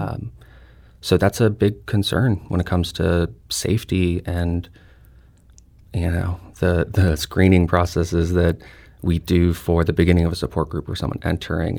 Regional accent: St. Louis, Missouri, United States; I'm a Filipino, uh, from here with, um, my mother and grandparents immigrated here

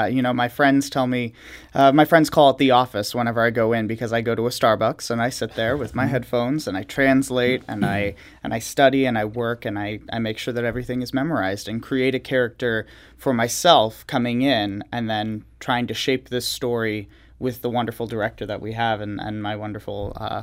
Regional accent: Philadelphia, Pennsylvania, United States; No, I'm from Philadelphia.

